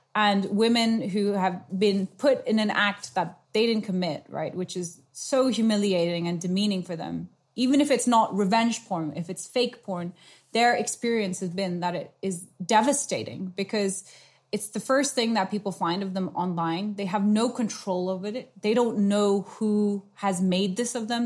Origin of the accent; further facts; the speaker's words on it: Nepal; moved away; I grew up in South Asia. I'm a half Nepalese.